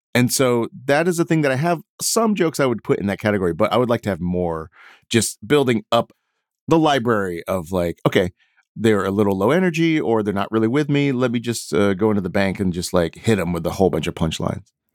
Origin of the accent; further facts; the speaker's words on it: Houston, Texas, United States; I grew up in Houston